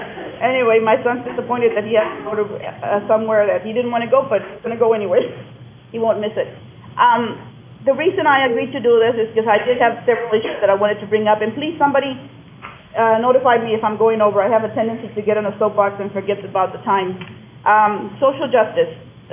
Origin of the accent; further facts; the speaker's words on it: Plant City, Florida, United States; growing up in Plant City, it was just let me be on the playing field.